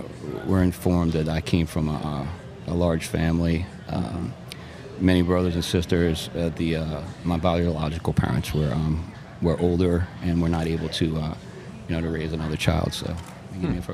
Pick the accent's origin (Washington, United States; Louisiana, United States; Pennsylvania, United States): Louisiana, United States; West Bank of Jefferson Parish; also born or lived in St. Petersburg, Florida; I actually came up on the West Bank of Jefferson Parish.